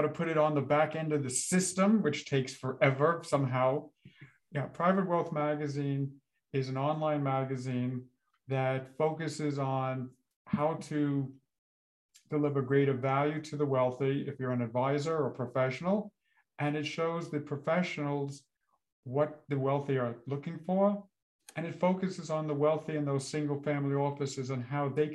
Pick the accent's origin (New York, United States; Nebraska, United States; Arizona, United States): New York, United States; New York City; also born or lived in Long Island; I grew up in Brooklyn in a row house